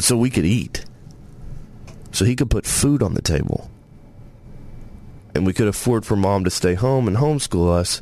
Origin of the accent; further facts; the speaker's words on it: Searcy, Arkansas, United States; also born or lived in Tennessee; as a kid growing up in White County